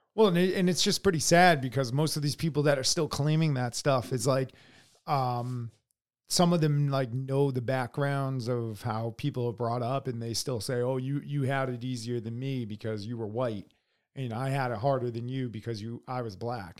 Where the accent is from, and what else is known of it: United States